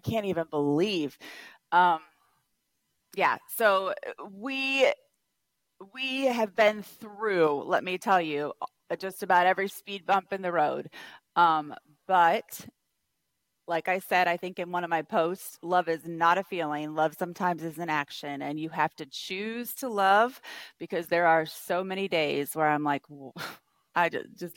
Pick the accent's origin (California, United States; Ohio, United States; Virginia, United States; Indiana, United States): Ohio, United States; now in Michigan, United States; Both Scott and I were raised in Ohio